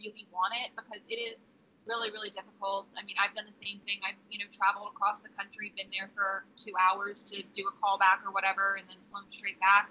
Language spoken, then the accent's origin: English; Washington, D.C. area / Virginia, United States; moved away as an adult; now in Los Angeles, United States; I actually loved growing up in D.C.